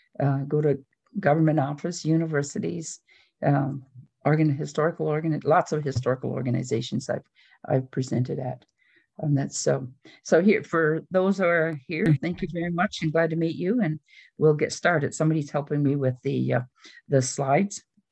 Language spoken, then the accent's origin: English; Six Nations reserve, Ontario, Canada; moved away as an adult; now in New Credit, Canada; I'm born and raised on the Indian Reserve, be it Six Nations, and I married over to New Credit and I've become a member here. And so I have lived here all my life and worked here.